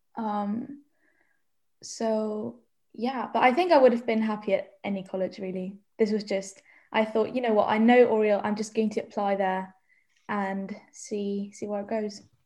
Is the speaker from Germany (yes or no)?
yes; Germany; moved away as an adult; now in Oxford, United Kingdom; I'm from Germany